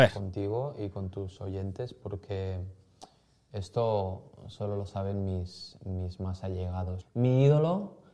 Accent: Barcelona, Catalonia, Spain; Soy de Barcelona, ah, he crecido en una familia humilde.

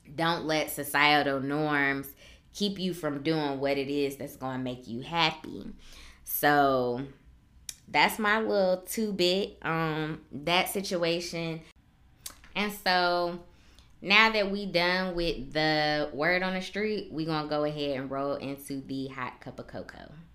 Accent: Chicago, Illinois, United States; accent: southern drawl; moved away as an adult; I am originally from Chicago, born and raised, never lived anywhere else before I came to the military

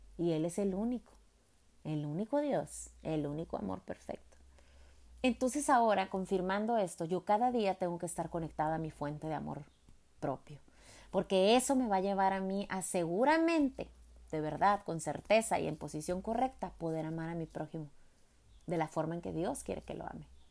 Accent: Jalisco, Mexico; Cuando iba a la iglesia católica que mi papá me llevaba, pues soy de Jalisco

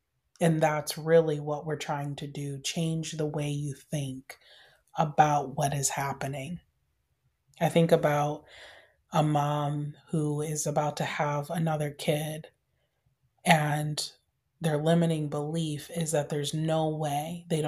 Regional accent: Michigan, United States; I grew up in Michigan, in the middle of winter in Michigan. And it was freezing.

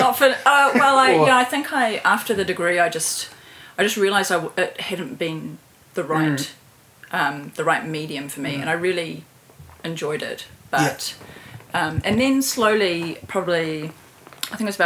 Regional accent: Christchurch, Canterbury, New Zealand; moved away as an adult; also born or lived in Auckland / Dunedin / Palmerston North; now in Wellington, New Zealand; I grew up in Christchurch.

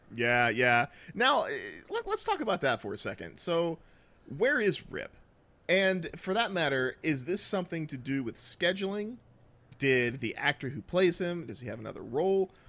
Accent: the South, United States; I can't even hold on to that accent, and I'm from the South

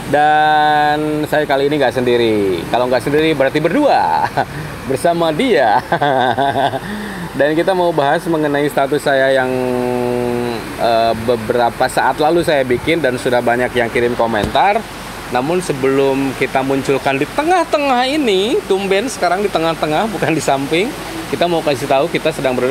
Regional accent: West Java, Indonesia; Tapi saya sebagai orang Sunda harus mempertahankan eksistensi saya sebagai orang Sunda. Hidup Sunda.

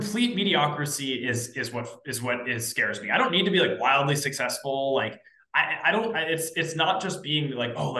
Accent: East Coast, United States; I'm from the East Coast, youngest of 3 siblings.

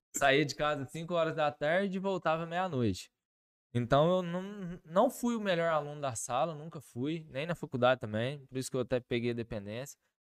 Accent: Carmo do Rio Claro, Minas Gerais, Brazil; moved away as an adult; also born or lived in Varginha; eu sou natural de Carmo do Rio Claro, né? Nasci, fui criado lá e morei lá até os 23 anos de idade.

